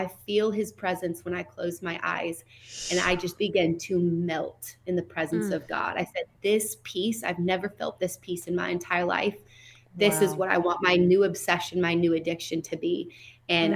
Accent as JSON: {"language": "English", "town": "Seattle", "region": "Washington", "country": "United States", "tie": "born or raised there", "said": "I was raised in North Seattle."}